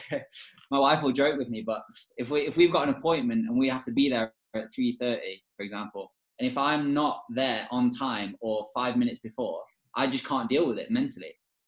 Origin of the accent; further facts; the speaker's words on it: England, United Kingdom; when I was in the academy and growing up in England